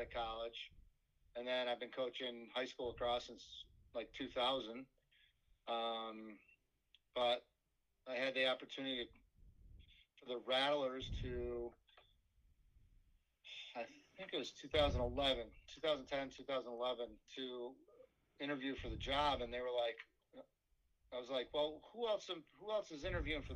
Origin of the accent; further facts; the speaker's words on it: Fairport, New York, United States; I moved from one side of my hometown of Fairport to the other side